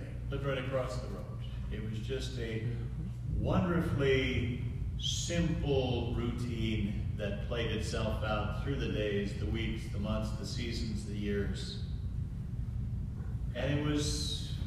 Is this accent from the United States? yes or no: yes; Minnesota, United States; moved away; back to Minnesota and back to my hometown